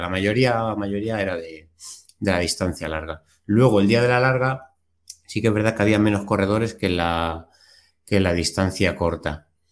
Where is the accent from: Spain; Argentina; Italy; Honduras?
Spain; Consuegra, Castilla-La Mancha; desde Consuegra, desde mi pueblo